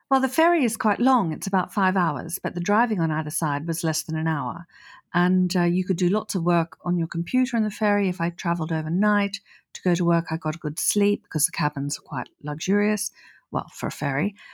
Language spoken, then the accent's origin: English; Australia; moved away as an adult; also born or lived in Norfolk, United Kingdom / London, United Kingdom; now in France; I was born in Australia and I moved to the U K when I was twenty-two after university